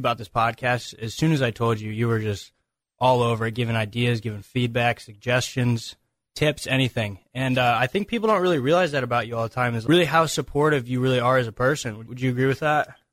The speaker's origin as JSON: {"language": "English", "town": "St. Louis", "region": "Missouri", "country": "United States", "tie": "born or raised there", "moved": "yes", "said": "calling all the way from my hometown, St. Louis, Missouri"}